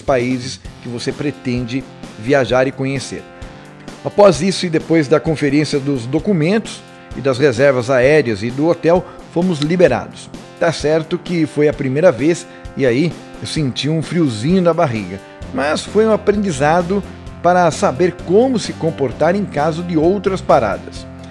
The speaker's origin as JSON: {"language": "Portuguese", "country": "Brazil"}